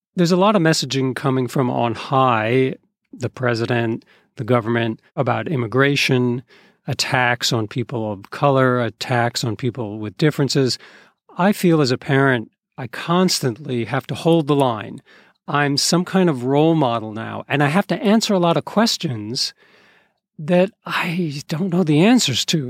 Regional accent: East Coast, United States; As a kid growing up on the East Coast in a white liberal community

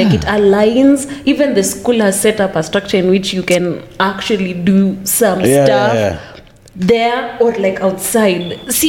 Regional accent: Kitengala, Kajiado County, Kenya; No, as if Manu was reading that, I'm from Kitengala.

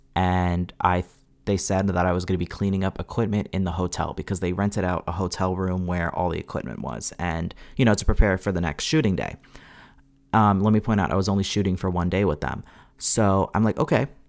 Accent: Long Island, New York, United States; also born or lived in Hudson Valley, New York; I'm from Long Island, Long Island filmmakers

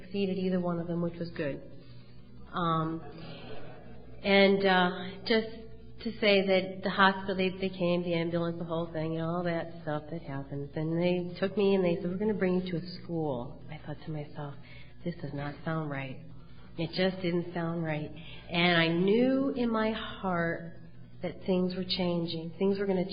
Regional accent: Cheshire, Connecticut, United States; also born or lived in Wallingford, Connecticut; I grew up in Cheshire

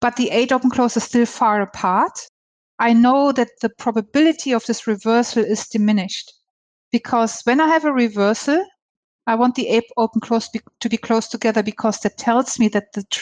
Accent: Germany; also born or lived in Hong Kong; now in Australia; I'm from Germany. I lived in Hong Kong. I'm in Australia.

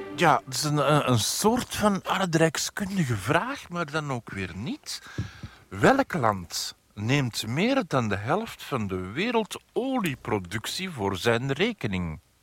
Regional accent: Antwerp, Flanders, Belgium; ik ben van Antwerpen

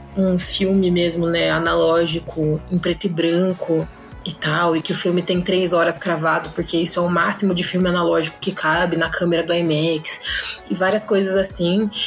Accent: Sorocaba, São Paulo, Brazil; sou de Sorocaba

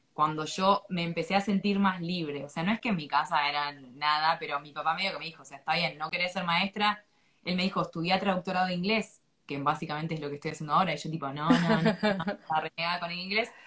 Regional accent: Argentina; moved away as an adult; also born or lived in Thailand; me fui a los 22 años de Argentina

